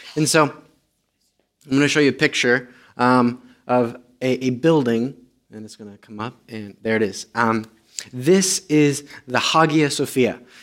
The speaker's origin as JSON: {"language": "English", "country": "Romania", "first_language": "Romanian", "second_language": "English", "moved": "yes", "said": "I'm Romanian."}